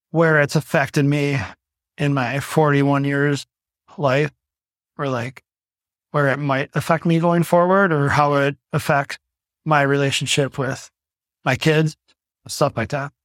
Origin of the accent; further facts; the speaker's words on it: Milwaukee, Wisconsin, United States; now in Hales Corners, United States; born and raised in Milwaukee. I grew up in a duplex above my grandparents on the south side of Milwaukee.